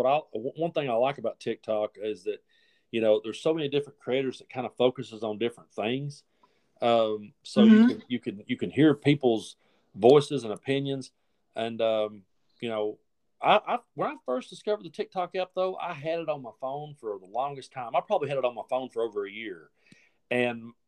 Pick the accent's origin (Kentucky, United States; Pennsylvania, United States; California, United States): Kentucky, United States; also born or lived in East Tennessee; now in Tennessee, United States; I was raised up over in Kentucky